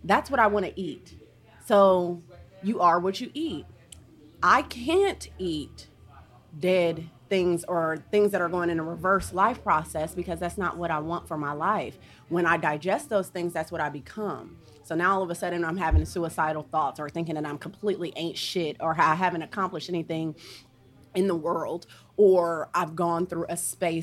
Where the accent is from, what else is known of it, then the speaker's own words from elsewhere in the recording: Ohio, United States; moved away; also born or lived in Atlanta, Georgia; I'm from Ohio